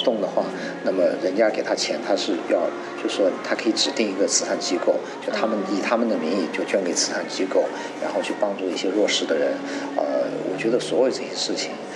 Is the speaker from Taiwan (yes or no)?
no; China; 因为我出生长大在中国